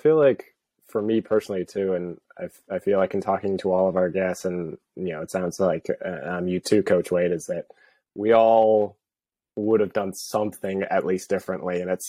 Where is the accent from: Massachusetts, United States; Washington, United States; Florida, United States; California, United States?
Washington, United States; Seattle; born there; I mean, I was born in Seattle and I felt like as soon as I moved down here, it's like, yeah, I'm never going back.